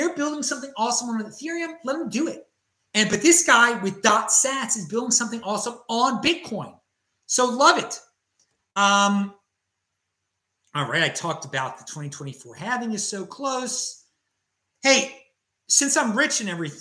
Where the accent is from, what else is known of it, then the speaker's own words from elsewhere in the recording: Baltimore, Maryland, United States; Growing up on the East Coast in Baltimore, Maryland, in my culture